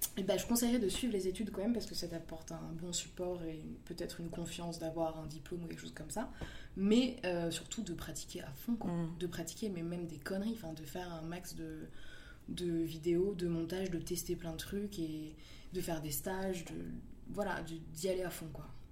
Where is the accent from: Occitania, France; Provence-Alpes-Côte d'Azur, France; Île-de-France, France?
Île-de-France, France; Paris; j'ai grandi dans le 11e, dans le beau quartier de Ménilmontant, rue Saint-Maur